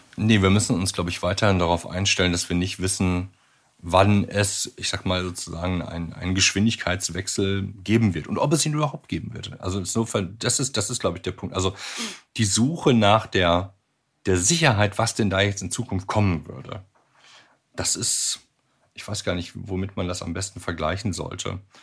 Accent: Germany; bei uns in Deutschland

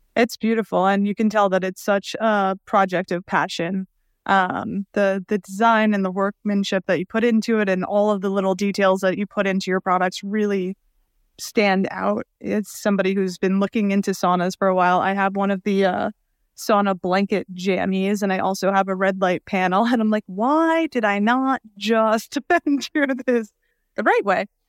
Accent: New York City, New York, United States; I grew up in Brooklyn

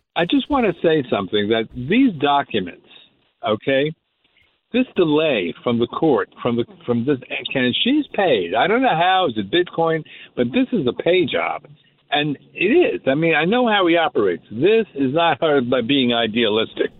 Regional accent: Margate, New Jersey, United States; also born or lived in Philadelphia, Pennsylvania; now in Manhattan Beach, United States; In 1968, I was from Margate, New Jersey

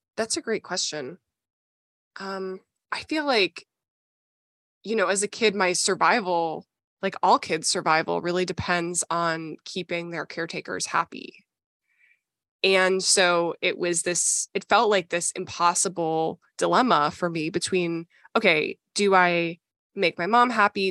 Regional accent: Minnesota, United States; I grew up in Minnesota

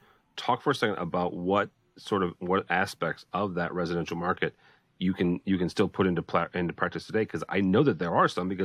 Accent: St. Louis, Missouri, United States; I'm born and raised in St. Louis

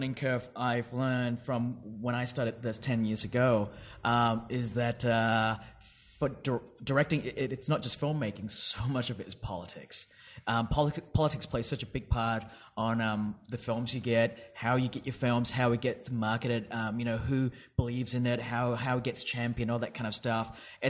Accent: Perth, Western Australia, Australia; I did. I grew up in Perth, yes.

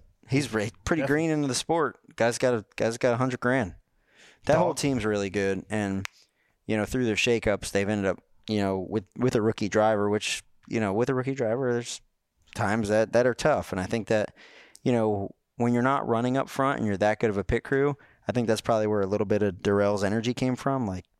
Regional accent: North Carolina, United States; I'm from Rowan County, man. I'm from Rowan County.

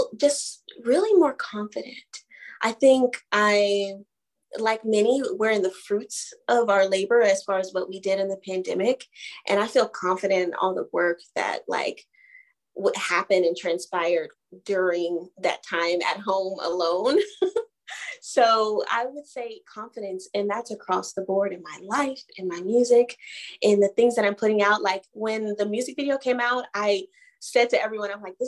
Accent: Atlanta, Georgia, United States; now in Los Angeles, United States; I'm from Atlanta

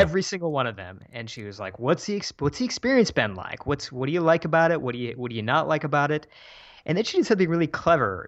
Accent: Michigan, United States; moved away as an adult; also born or lived in San Francisco; my hometown in Michigan

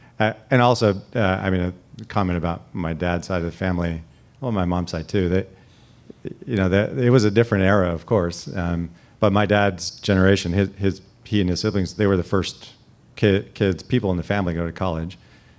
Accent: Salinas, California, United States; Even growing up in Salinas, we spent a lot of time going to, you know, the Stanford-Berkeley football game every year.

